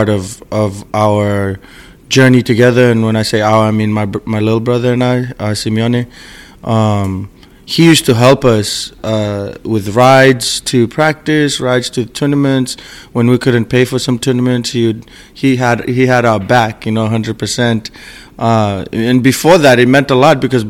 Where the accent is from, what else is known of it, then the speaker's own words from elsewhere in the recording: Fiji; now in Seattle, United States; I was born and raised in Fiji.